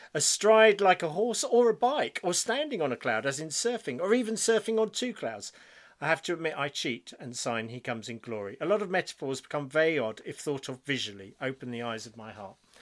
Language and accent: English; United Kingdom; we're British